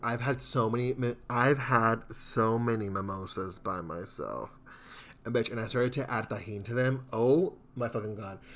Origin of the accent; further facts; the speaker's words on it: Houston, Texas, United States; I'm from Southeast Houston.